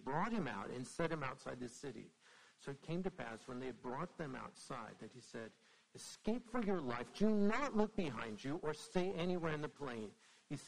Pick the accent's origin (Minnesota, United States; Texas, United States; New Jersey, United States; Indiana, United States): Indiana, United States; now in Brookneal, United States; I'm actually from Indiana